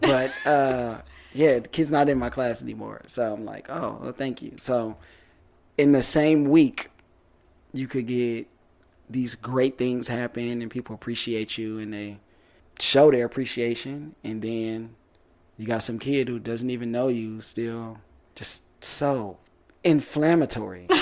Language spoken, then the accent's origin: English; Detroit, Michigan, United States; moved away; I'm from Detroit